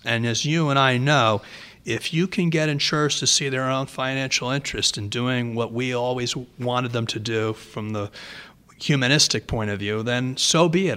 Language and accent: English; Rhode Island, United States; I'm from Rhode Island